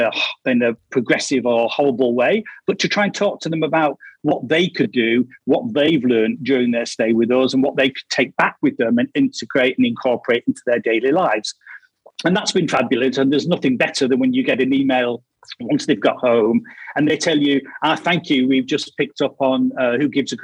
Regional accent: Casal dei Fichi, Marche, Italy; I'm from Casal dei Fichi in Le Marche, Italy.

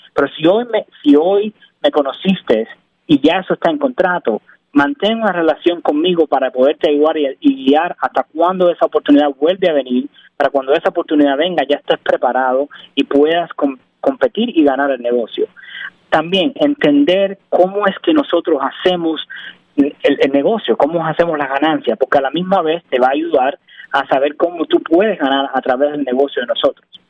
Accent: Cuba; also born or lived in Miami, United States / Rhode Island, United States; now in Pennsylvania, United States; soy cubano, ah, nací en Cuba, emigré en el 98

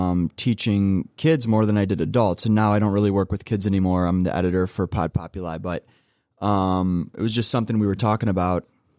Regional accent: Russell, Ohio, United States; I grew up in Russell, Ohio, so suburb of Cleveland

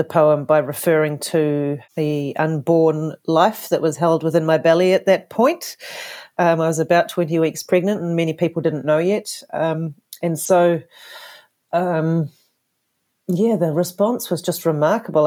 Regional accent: Whakatane, Bay of Plenty, New Zealand; also born or lived in Canada; I was born in Whakatane, New Zealand, and spent most, all of my younger life in New Zealand

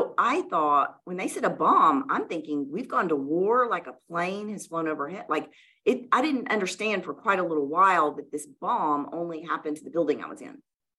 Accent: the South, United States; we grew up in the South in church, and like other good Southern Christian girls that go to children's church, you memorize scripture and they give you candy.

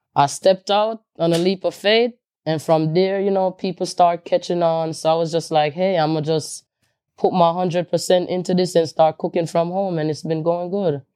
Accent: Jamaica; now in New York, United States; me growing up in Jamaica

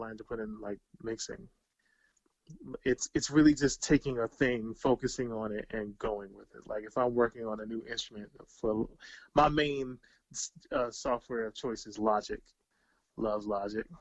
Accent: Bowie, Maryland, United States; I'm a kid from Bowie, Maryland.

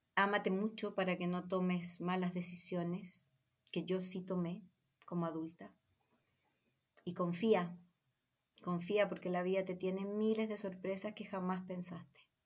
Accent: Chile; Yo soy latina, soy chilena

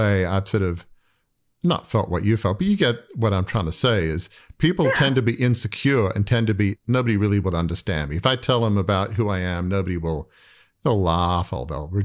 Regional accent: Australia; I grew up in Australia from a very wealthy, affluent, you know, 150-year-old media dynasty

